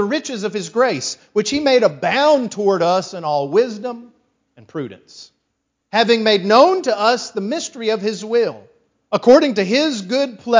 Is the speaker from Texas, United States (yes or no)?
yes; West Texas, United States; I was from West Texas. I grew up in a congregation, a little country church of about 15 people